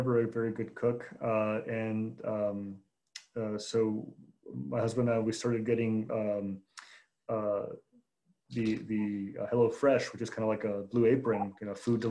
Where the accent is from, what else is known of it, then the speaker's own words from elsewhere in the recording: Chicago, Illinois, United States; I was born and raised in Chicago